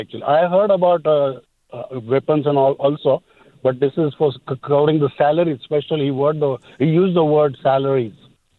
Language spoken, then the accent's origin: English; Atlanta, Georgia, United States; I'm from Atlanta, by the way. I'm from Georgia.